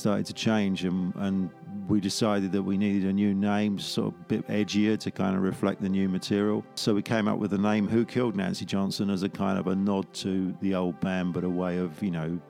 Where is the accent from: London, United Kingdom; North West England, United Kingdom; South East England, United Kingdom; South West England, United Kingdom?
London, United Kingdom; I'm a Londoner and I used to go to the Hammersmith Palais